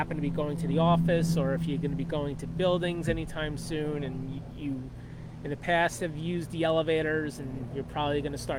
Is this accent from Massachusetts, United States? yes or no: no; New York City, New York, United States; growing up in Jamaica, Queens